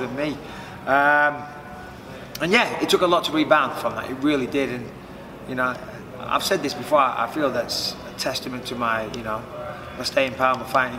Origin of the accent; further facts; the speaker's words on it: Clitheroe, North West England, United Kingdom; I'm from Clitheroe, which is a lovely small town, and I'm proud to be from Clitheroe.